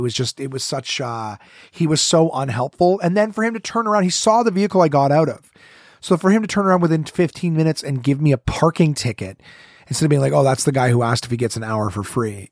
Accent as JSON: {"language": "English", "region": "Ontario", "country": "Canada", "said": "I'm from Ontario, I'm not from here"}